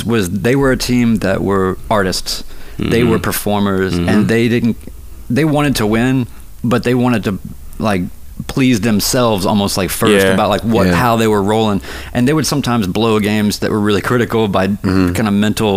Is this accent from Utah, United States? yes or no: no; Winston-Salem, North Carolina, United States; now in Nashville, United States; I grew up in Central North Carolina